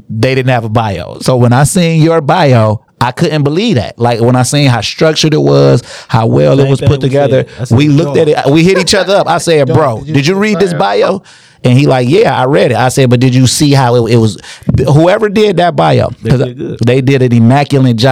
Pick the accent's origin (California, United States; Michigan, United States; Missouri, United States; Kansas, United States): Michigan, United States; Inkster; we're from Inkster